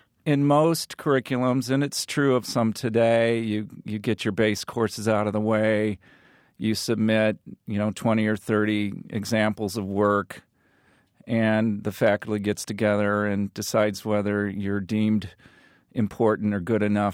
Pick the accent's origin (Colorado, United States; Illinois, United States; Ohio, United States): Illinois, United States; Peoria; in the rural middle America that I grew up with, you sort of said, oh, I'm from Peoria.